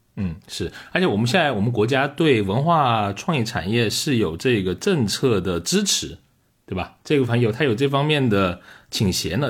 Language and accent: Chinese; Liuzhou, Guangxi, China; moved away; 我们是一个工业城市